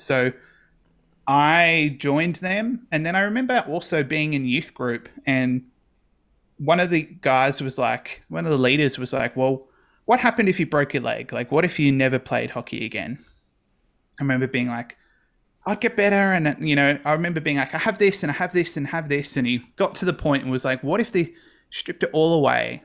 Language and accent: English; Campbelltown, New South Wales, Australia; grew up in Campbell Town, specifically the suburb of Rose Meadow for the first nineteen, twenty years of my life.